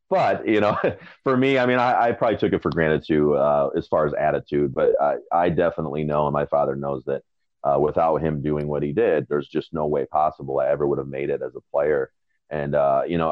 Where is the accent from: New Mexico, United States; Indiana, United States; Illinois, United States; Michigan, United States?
Michigan, United States; I grew up in Michigan.